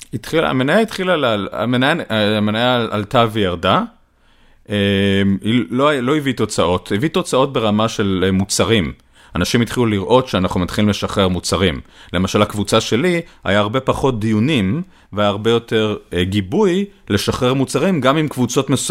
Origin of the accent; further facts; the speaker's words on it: Israel; אני ישראלי